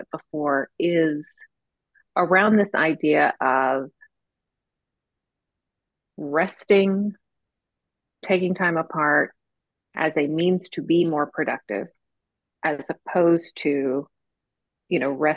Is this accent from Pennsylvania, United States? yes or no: no; South Florida, United States; moved away as an adult; also born or lived in Georgia / Texas; I grew up in South Florida, in the Southeast US